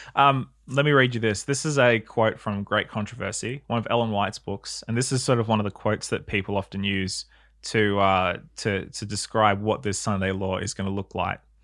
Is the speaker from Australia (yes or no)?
yes; New South Wales, Australia; I remember being a kid growing up in New South Wales